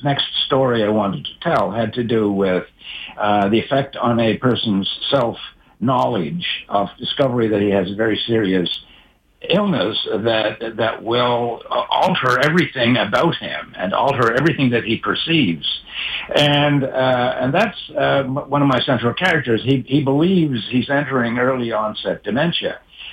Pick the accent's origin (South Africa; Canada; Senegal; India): Canada; Cape Breton, Nova Scotia; I grew up in Cape Breton